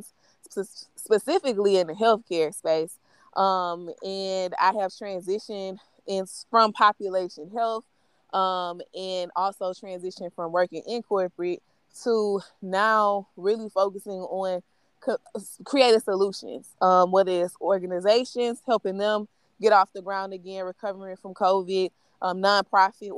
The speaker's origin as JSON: {"language": "English", "town": "Baton Rouge", "region": "Louisiana", "country": "United States", "tie": "born or raised there", "also_born_or_lived": "Baker, Louisiana", "said": "I actually grew up in Baton Rouge, but I'm actually from Baker"}